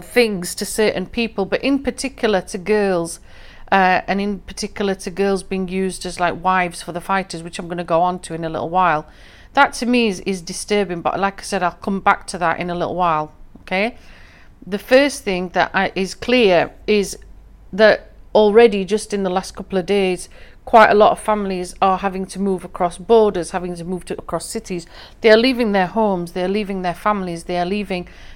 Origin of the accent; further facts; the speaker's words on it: England, United Kingdom; I'm from England personally, but my ethnic roots, my family hereditary roots, are from the northwest frontier of Pakistan, Afghanistan